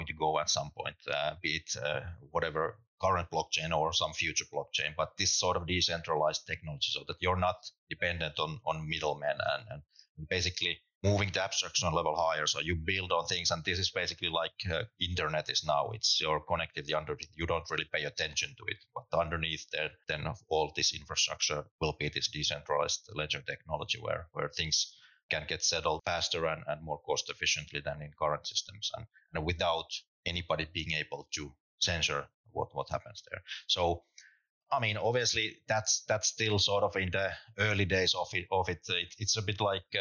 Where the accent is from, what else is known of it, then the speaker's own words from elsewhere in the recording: Finland; also born or lived in London; now in Berlin, Germany; I'm from Finland originally